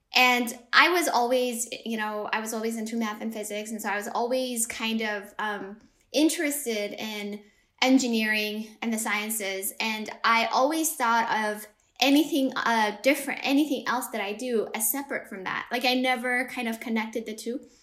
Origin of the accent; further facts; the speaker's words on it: Ethiopia; moved away; I grew up in Ethiopia